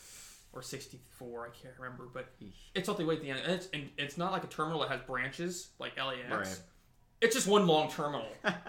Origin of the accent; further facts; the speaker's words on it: Springville, California, United States; we're from Springville.